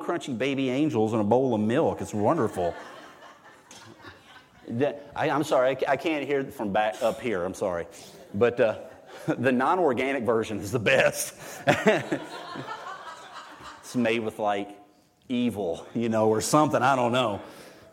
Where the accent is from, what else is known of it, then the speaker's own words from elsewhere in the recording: United States; I'm an American